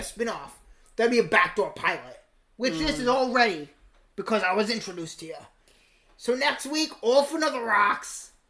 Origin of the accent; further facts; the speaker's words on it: England, United Kingdom; You should not take for granted that I said Z's, because I'm from England.